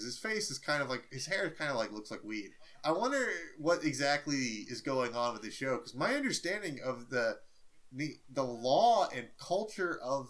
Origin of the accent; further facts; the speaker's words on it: New Orleans, Louisiana, United States; I grew up in New Orleans